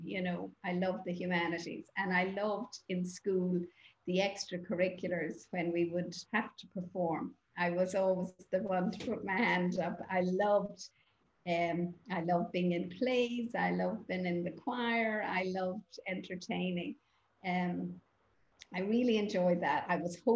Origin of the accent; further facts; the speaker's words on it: Ireland; I grew up in Holy Catholic Ireland, as we call it